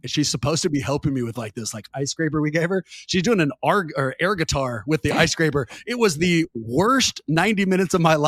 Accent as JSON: {"language": "English", "town": "Oakland", "region": "California", "country": "United States", "tie": "born or raised there", "said": "I'm a Northern California kid, born and raised in Oakland"}